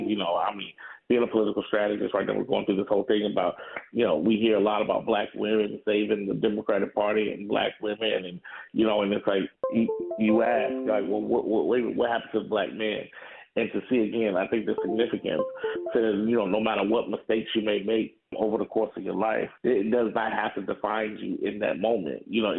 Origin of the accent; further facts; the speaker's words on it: Farmville, Virginia, United States; I grew up in Farmville, Virginia, where they closed the schools to keep African Americans out.